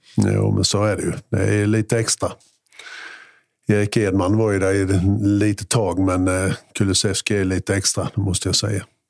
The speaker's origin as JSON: {"language": "Swedish", "town": "Mjällby", "region": "Blekinge", "country": "Sweden", "tie": "born or raised there", "also_born_or_lived": "Gammalstorp / Norje", "said": "Jag kommer från en liten by som heter Gammalstorp från början och har flyttat runt lite grann. Gammalstorp, Norge, Mjällby"}